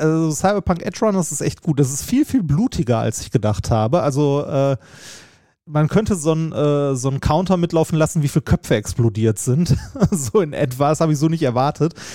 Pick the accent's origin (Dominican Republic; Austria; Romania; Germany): Germany; Essen, North Rhine-Westphalia; Altendorf, äh, stadtnah im Norden, wo ich groß geworden bin.